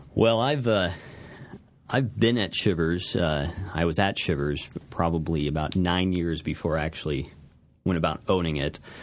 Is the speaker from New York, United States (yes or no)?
no; Alton, Illinois, United States; I was born and raised in Alton, uh, just off the street on Albee. Uh, so I've, uh, I've always been here